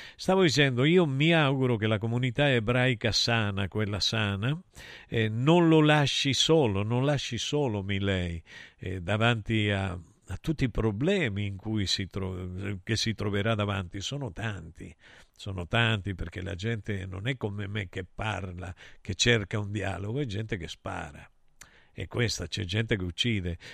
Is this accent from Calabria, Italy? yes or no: yes; Calabria, Italy; parlo della mia Calabria, io la considero una nazione